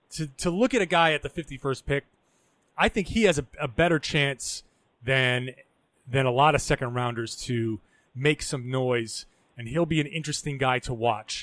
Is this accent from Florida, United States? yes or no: no; Rhode Island, United States; moved away; For those who don't know, I'm from Rhode Island.